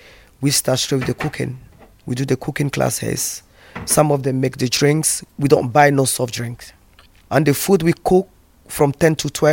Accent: Côte d’Ivoire; moved away as an adult; now in United Kingdom; I come from the Ivory Coast

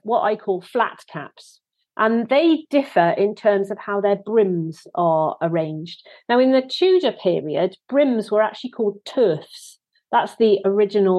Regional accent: Wales, United Kingdom; I am actually a Welsh person

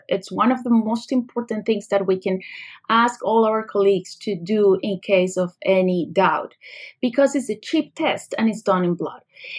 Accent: Colombia; moved away as an adult; now in United States; I came from another country. Actually, I came from Colombia, where I did my medical school.

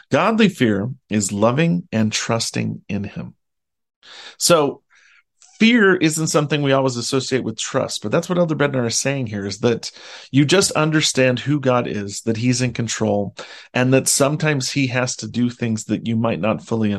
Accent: Utah, United States; I grew up in Utah, and I live in Utah, and I only visit the ocean occasionally.

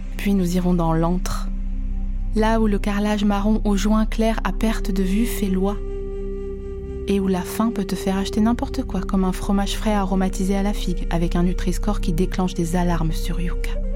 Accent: Vosges, Grand Est, France; je viens des Vosges. Et chez moi

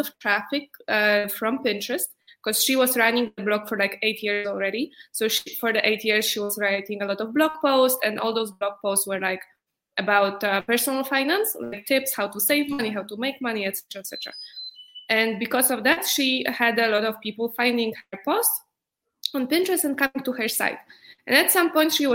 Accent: Poland; moved away as an adult; also born or lived in New York; I'm from Poland, and four years ago, I moved to New York

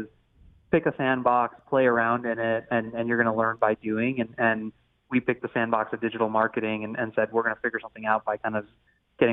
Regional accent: St. Louis, Missouri, United States; I'm born and raised in St. Louis

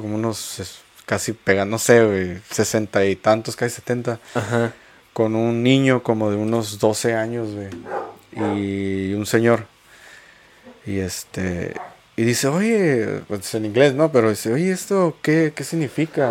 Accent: Mexico; soy orgullosamente mexicano

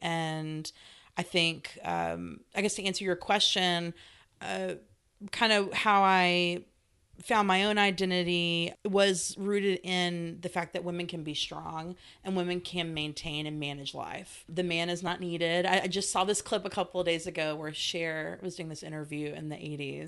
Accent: Stuttgart, Arkansas, United States; moved away as an adult; also born or lived in California; I was born in California, but I consider my hometown Stuttgart, Arkansas

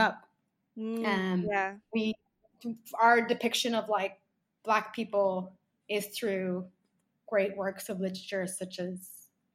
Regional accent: Ireland; I grew up in Ireland.

